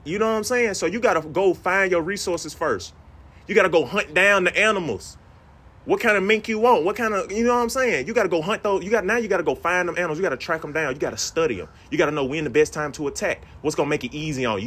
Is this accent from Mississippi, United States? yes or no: yes; Mississippi, United States; moved away; I'm from Mississippi originally